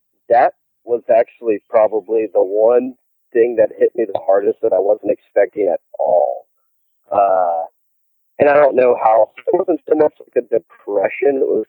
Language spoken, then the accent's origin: English; the South, United States; And, you know, I'm from the South.